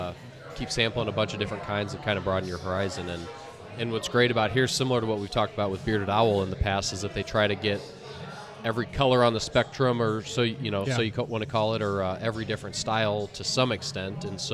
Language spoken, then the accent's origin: English; United States; being an American